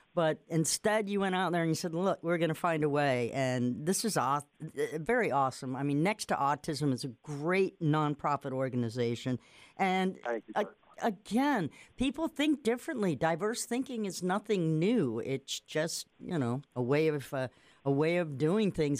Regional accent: Nantucket, Massachusetts, United States; moved away; I'm from Nantucket, Massachusetts, an island

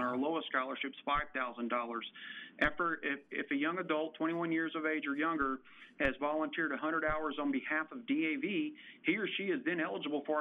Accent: Waco, Texas, United States; when I returned to my hometown of Waco, Texas

